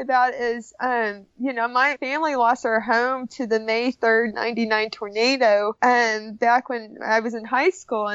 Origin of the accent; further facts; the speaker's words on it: Oklahoma, United States; Growing up in Oklahoma, I grew up eating a lot of meat and a lot of beef